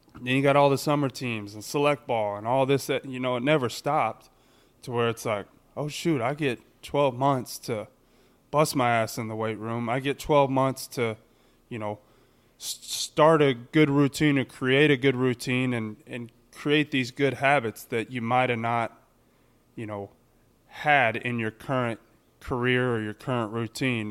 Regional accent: Texas, United States; in my home state

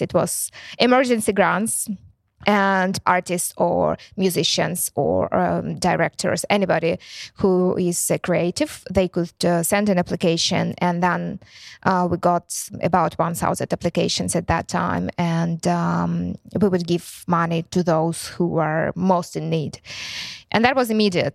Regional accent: Ukraine; English is a second language; also born or lived in Luhansk; they asked me if I'm from Ukraine. And I said, "Yes."

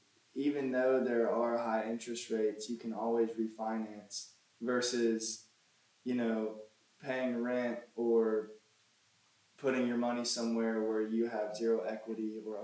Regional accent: Pawleys Island, South Carolina, United States; also born or lived in Camden, South Carolina; I was born and raised here at the beach, hunting, fishing, and born and raised in Pawleys Island, South Carolina.

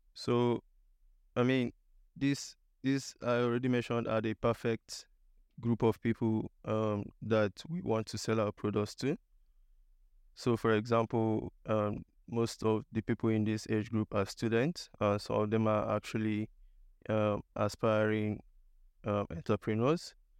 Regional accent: eastern Nigeria, Nigeria; moved away as an adult; also born or lived in India / South Shields / Liverpool, United Kingdom; now in United Kingdom; I'm originally from Nigeria. I was born in Nigeria in, um, the eastern part of Nigeria. I completed my higher education in Nigeria as well.

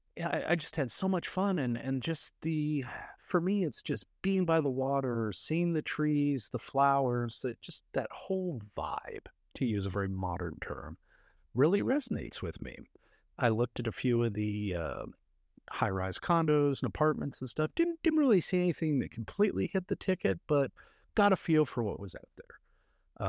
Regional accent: Canada; now in Dallas, United States; I'm from Canada originally

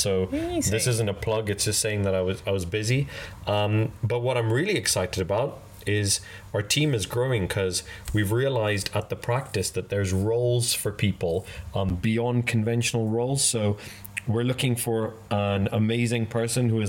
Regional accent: Kenya; moved away as an adult; now in United Kingdom; I grew up in Kenya and I came over here for university and I'm now British

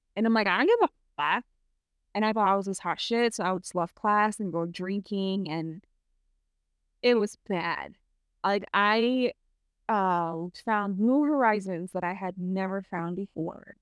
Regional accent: United States; accent: American; moved away; my American accent

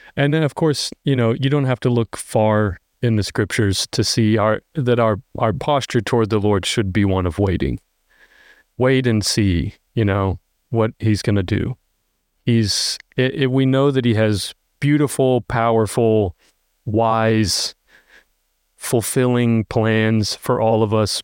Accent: United States; we're so American.

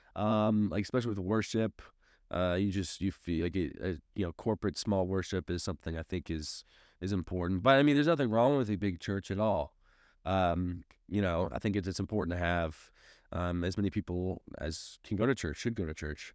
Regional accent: St. Louis, Missouri, United States; moved away as an adult; now in Springfield, United States; I grew up in Saint Louis, which is a heavily Catholic town

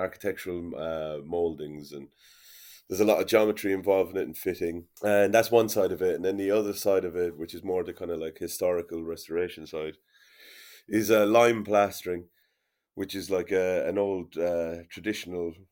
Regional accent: Limerick, Munster, Ireland; when I was growing up in Limerick

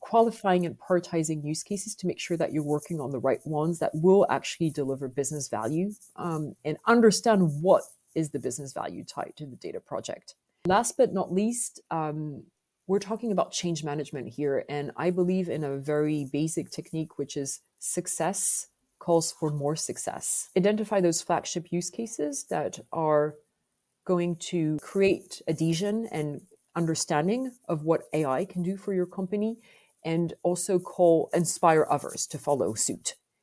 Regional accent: France; accent: French; English is a second language; you must have picked up from my accent that I am French

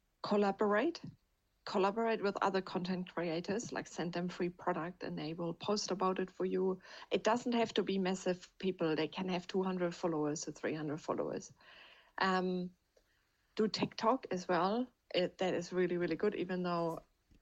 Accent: Germany; moved away; I'm from Germany

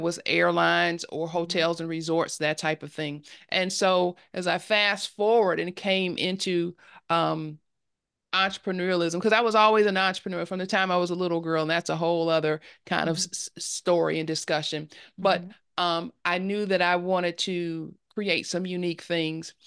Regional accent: Detroit, Michigan, United States; moved away as an adult; now in Atlanta, United States; I am from I grew up in Detroit, Michigan, in Detroit, Detroit, uh, mm-hmm. Detroit, Michigan, um, mm-hmm. Northwest Detroit

